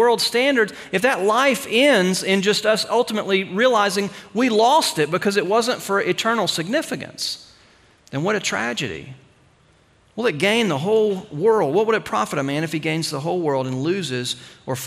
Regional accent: United States; us as American Christians

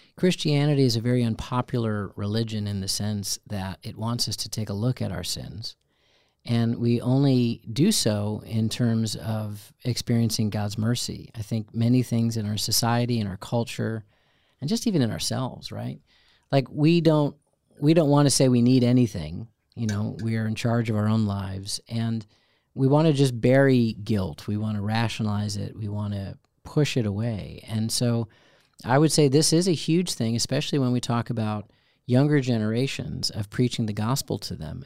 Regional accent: Chicago, Illinois, United States; growing up in Chicago, which had a great theater

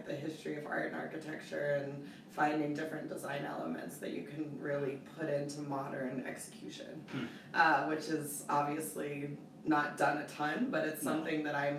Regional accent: Breckenridge, Colorado, United States; So I'm actually a Colorado native, okay. Born and raised in Breckenridge.

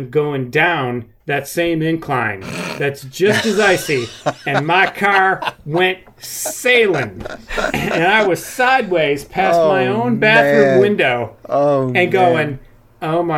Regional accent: Michigan, United States; moved away as an adult; now in Atlanta, United States; I'm from Michigan. I grew up driving in the snow.

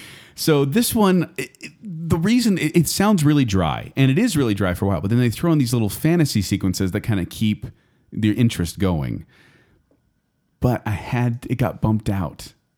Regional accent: United States; I say this as an American

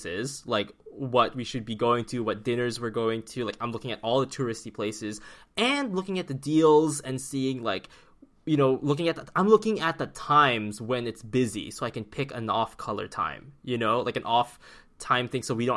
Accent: Philippines; now in Vancouver, Canada; coming from a tropical country as like a Filipino such as myself

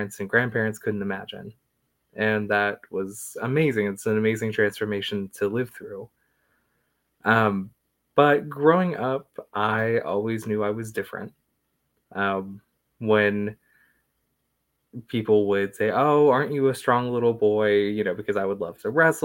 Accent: Strasburg, Virginia, United States; also born or lived in Woodstock, Virginia; I have lived in Strasburg, Virginia ever since. So growing up here

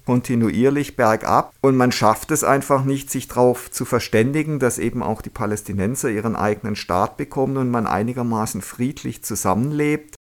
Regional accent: Germany; wir als Deutsche

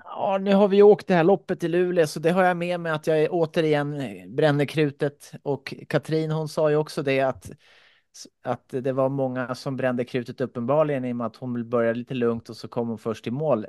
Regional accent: Finland; moved away; jag kommer från Finland

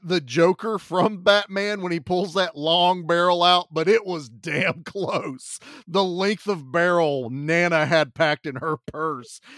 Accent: Virginia, United States; I'm from Virginia

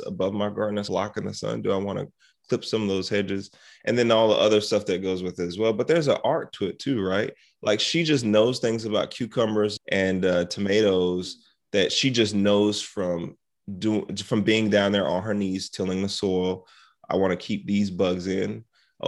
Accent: South Carolina, United States; I grew up in South Carolina.

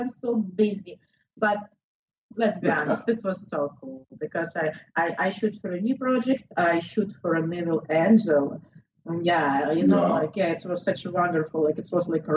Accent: southern Russia, Russia; English is a second language; also born or lived in Florida; now in Miami, United States; I'm from South Russia.

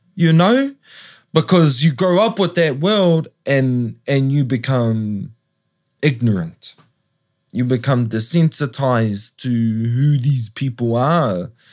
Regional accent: Tongariro, Waikato, New Zealand; also born or lived in Papakai; I spent most of my youth growing up under Tongariru

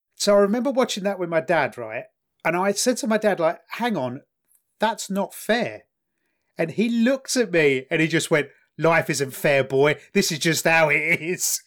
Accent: England, United Kingdom; in England, 'cause of our sense of fair play and 'cause we're English

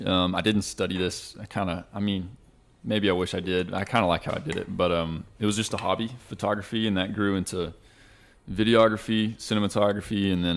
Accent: Shallowater, Texas, United States; moved away; I graduated from Shallowwater, Texas. So what? It's about 20 minutes north of Lubbock, Texas.

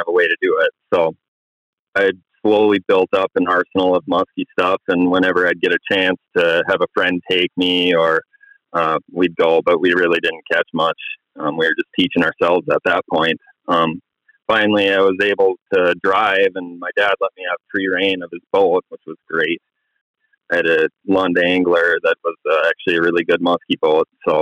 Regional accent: Grand Rapids, Minnesota, United States; now in Chisholm, United States; I'm from Grand Rapids, Minnesota, up in the north central part of the state. I grew up there originally, actually, and I live in Chisholm now

